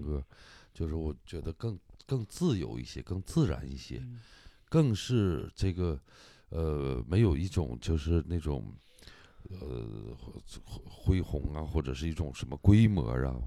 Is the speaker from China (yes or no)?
yes; Hulunbuir, Inner Mongolia, China; 我的老家胡伦贝尔